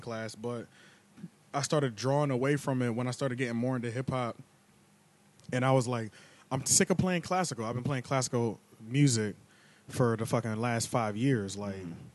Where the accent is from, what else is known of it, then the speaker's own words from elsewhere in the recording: King of Prussia, Pennsylvania, United States; also born or lived in Silver Spring, Maryland; after that, we went to right outside of Philly area. Uh, right outside the Philly area, it's an area called King of Prussia